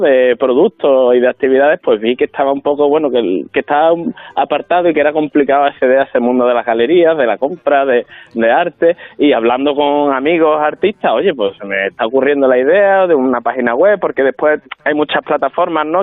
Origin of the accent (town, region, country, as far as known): La Palma del Condado, Andalusia, Spain; born or raised there